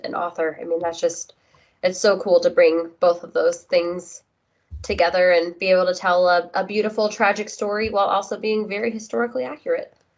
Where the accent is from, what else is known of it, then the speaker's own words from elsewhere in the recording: United States; being an American